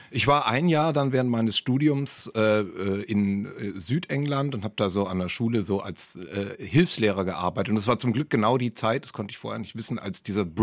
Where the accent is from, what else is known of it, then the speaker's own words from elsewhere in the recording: Baden-Württemberg, Germany; Man hört es mir nicht so richtig an, aber ich bin Schwabe und habe in den 90ern vor allem studiert in Tübingen